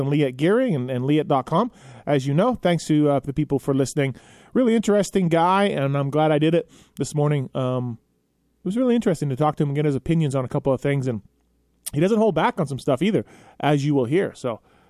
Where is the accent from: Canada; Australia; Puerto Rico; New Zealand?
Canada; now in United States; I'm Canadian, and I've lived in America now for, 25 years or so